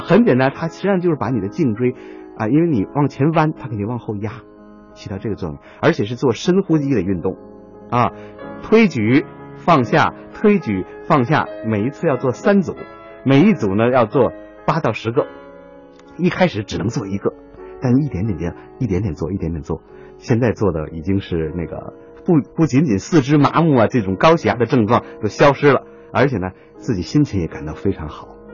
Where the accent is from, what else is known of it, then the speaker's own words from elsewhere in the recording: China; 我们中国人认为这是整个大自然的过程